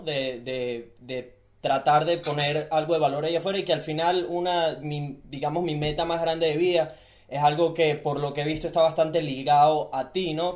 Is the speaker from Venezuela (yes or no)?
yes; Venezuela; now in Gold Coast, Australia; yo nací en Venezuela. Yo nací en un país donde no tengo las oportunidades que tienen ellos